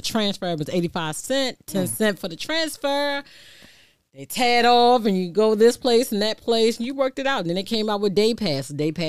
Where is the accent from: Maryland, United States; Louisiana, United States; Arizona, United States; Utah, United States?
Maryland, United States; Baltimore; I'm from West Baltimore, Park Heights, Cold Spring, Reston Road area. Yes, the 21215.